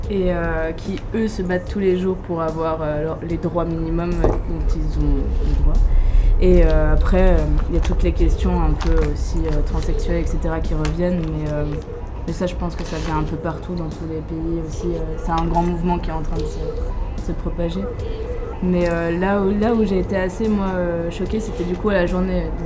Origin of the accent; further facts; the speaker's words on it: France; c'est pas parce que j'ai des origines, effectivement, oui, je suis française, je suis blanche